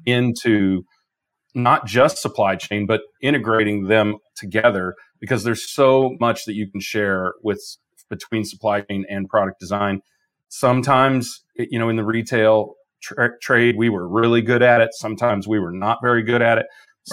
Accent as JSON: {"language": "English", "region": "Midwest", "country": "United States", "moved": "yes", "said": "I'm from the Midwest."}